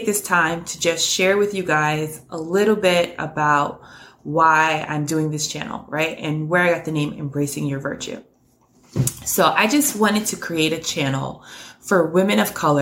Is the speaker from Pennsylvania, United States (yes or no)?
no; New York City, New York, United States; born and raised in New York City, currently live right outside of New York